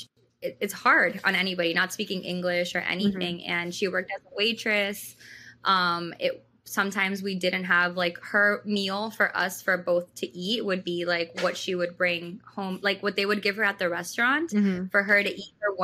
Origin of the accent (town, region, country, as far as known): Miami, Florida, United States; born or raised there; English is a second language; also born or lived in Ecuador